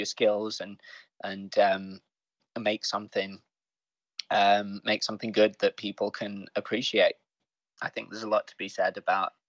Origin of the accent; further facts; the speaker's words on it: Sheffield, Yorkshire and the Humber, United Kingdom; and I'm also from Sheffield originally